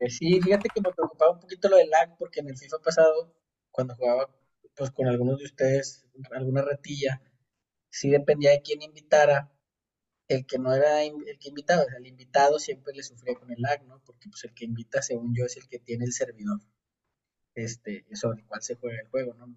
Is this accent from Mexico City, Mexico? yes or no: no; Monterrey, Nuevo León, Mexico; moved away as an adult; now in Austria; soy de Monterrey, me vine a Austria hace un año y medio